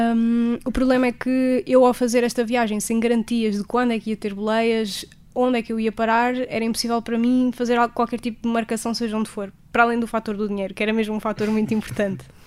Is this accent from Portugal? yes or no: yes; Portugal; sou de Portugal